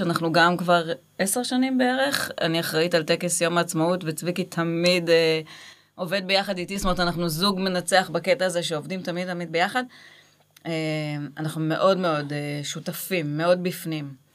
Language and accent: Hebrew; Gimzo, Central District, Israel; moved away as an adult; also born or lived in Beersheba; now in Kibbutz Alumim, Israel; אני במקור ממושב, מושב גימזו